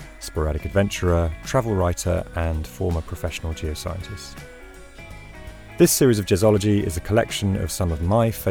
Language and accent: English; England, United Kingdom; I'm an Englishman training as a surf instructor in Australia.